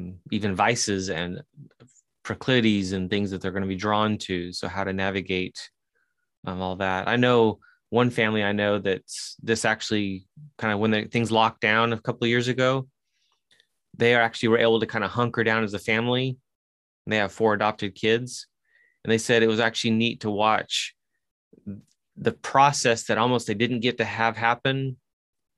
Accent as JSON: {"language": "English", "country": "Chile", "tie": "born or raised there", "accent": "Chilean", "moved": "yes", "said": "I grew up in South America"}